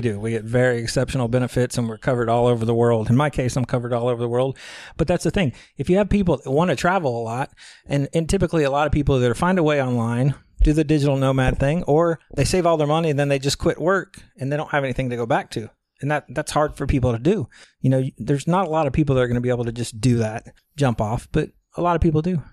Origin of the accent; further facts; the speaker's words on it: Galveston County, Texas, United States; moved away as an adult; now in Chiang Mai, Thailand; originally from Galveston County, Texas, you know, on Texas Gulf Coast. Um, born and raised there, grew up there